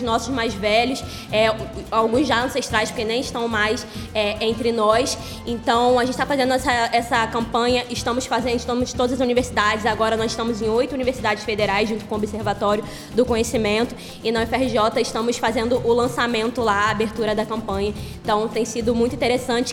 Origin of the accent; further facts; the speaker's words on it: Duque de Caxias, Rio de Janeiro, Brazil; do lugar que eu venho, da favela da Vila Operária, na Baixada Fluminense de Caxias